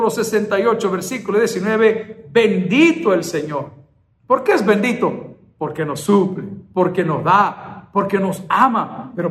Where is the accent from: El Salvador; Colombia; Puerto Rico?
El Salvador; Así somos los salvadoreños, somos determinados.